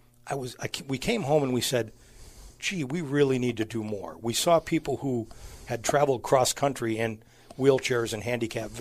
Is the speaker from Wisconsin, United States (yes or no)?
yes; Stratford, Wisconsin, United States; also born or lived in Madison, Wisconsin / Hayward, Wisconsin; I grew up in Wisconsin. Went to high school at a small town in central Wisconsin, Stratford